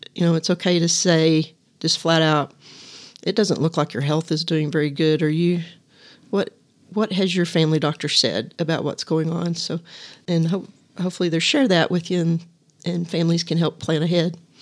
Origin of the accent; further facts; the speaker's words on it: Littlefield, Texas, United States; also born or lived in Lubbock, Texas; my hometown of Littlefield